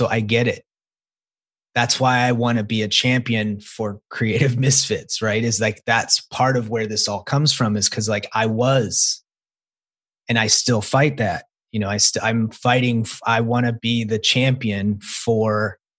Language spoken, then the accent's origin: English; the South, United States; I grew up in the South